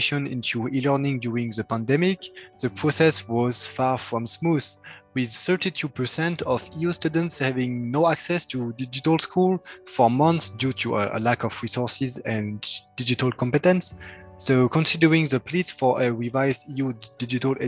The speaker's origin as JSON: {"language": "English", "country": "France", "said": "I come from France"}